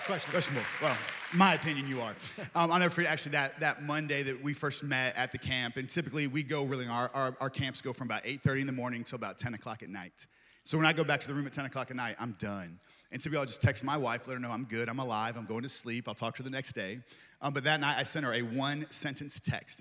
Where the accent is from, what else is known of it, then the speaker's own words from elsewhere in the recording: East Coast, United States; also born or lived in Tulsa, Oklahoma; now in Victoria, Texas, United States; not originally from Texas, grew up on the East Coast